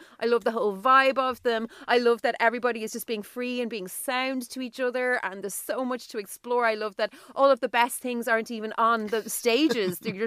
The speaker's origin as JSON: {"language": "English", "town": "Dublin", "region": "Leinster", "country": "Ireland", "tie": "born or raised there", "moved": "yes", "said": "I am in the city centre of Dublin, my hometown"}